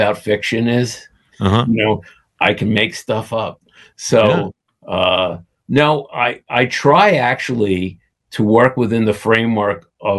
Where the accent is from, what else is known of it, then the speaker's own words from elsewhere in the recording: New York City, New York, United States; I grew up in the Coney Island section of Brooklyn.